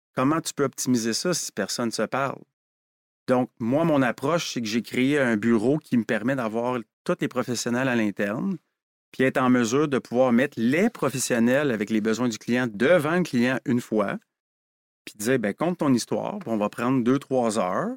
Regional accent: Quebec, Canada; on est des Québécois.

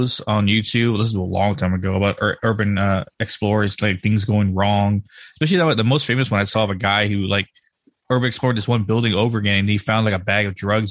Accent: Texas, United States; I grew up in Texas

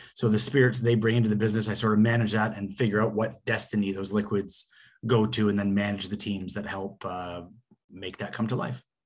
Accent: Canada; growing up in Canada

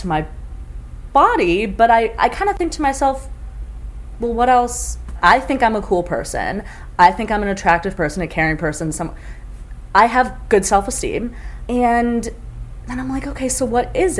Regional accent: Chicago, Illinois, United States; I'm from Chicago

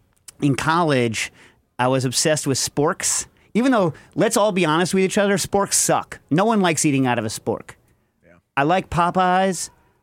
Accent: United Kingdom; I'm British.

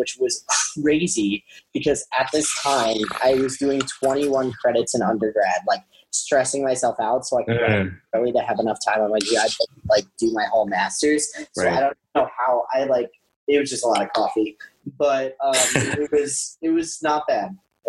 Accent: New York, United States; Being a New Yorker, you're used to getting punched in the face by life over and over again.

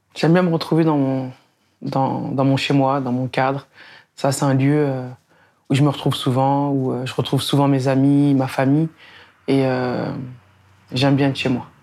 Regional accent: Beaumont-sur-Oise, Île-de-France, France; also born or lived in Sarcelles; j'ai grandi à Beaumont-sur-Oise. Euh, j'arrive là-bas quand j'ai trois ans

